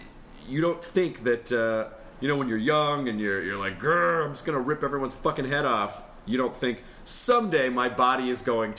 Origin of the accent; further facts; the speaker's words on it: Memphis, Tennessee, United States; But I grew up in Memphis, right when... Wrestling became it was just about to make the transition from local public access is what it looked like.